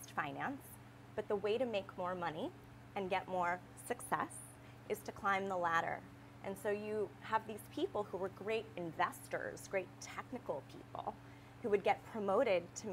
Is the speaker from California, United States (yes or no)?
no; D.C., District of Columbia, United States; I grew up outside of Washington, D.C.